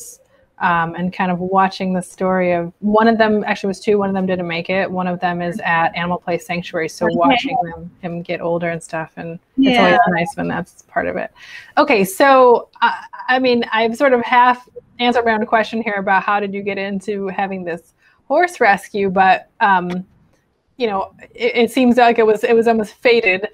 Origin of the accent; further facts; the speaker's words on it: Chicago, Illinois, United States; I grew up in Chicago